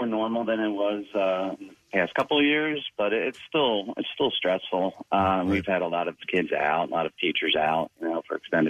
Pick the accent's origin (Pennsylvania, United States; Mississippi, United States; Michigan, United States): Pennsylvania, United States; Gilbertsville; I'm from Gilbertsville, Pennsylvania.